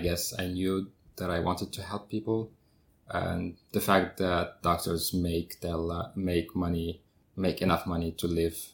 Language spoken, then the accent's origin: English; Casablanca, Casablanca-Settat, Morocco; moved away as an adult; now in Paris, France; I was born and raised in Casablanca, and I've only moved